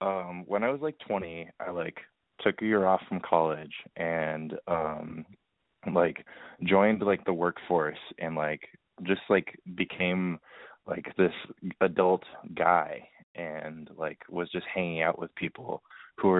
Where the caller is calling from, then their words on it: New York City, New York, United States; I am 23 years old, and I'm calling from New York City.